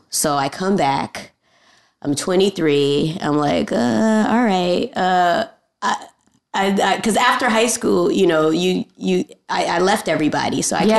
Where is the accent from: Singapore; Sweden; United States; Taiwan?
United States; Los Angeles, California; also born or lived in Bronx, New York / Lancaster, California / Panama; it was just me and my mom living in North Hollywood until I was 15.